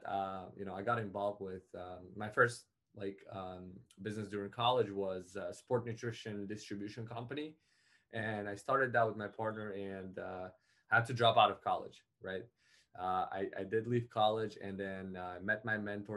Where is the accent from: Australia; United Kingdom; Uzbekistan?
Uzbekistan; moved away; I come originally from Uzbekistan